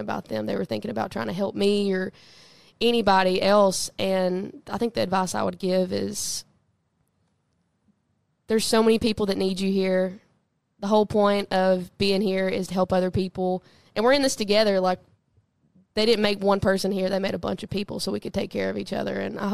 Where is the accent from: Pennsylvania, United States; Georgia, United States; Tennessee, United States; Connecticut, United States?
Tennessee, United States; Southeast; growing up in Southeast Tennessee